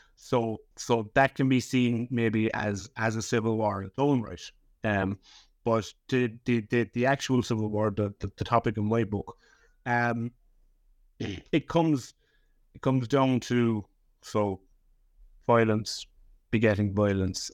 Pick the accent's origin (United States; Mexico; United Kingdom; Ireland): Ireland; Leap, Munster; also born or lived in Cork City; I was born in, in, in Cork City. Um, but I grew up in a little village called Lep, which is about fifty miles southwest of, of Cork City on the, on the southern coast of Ireland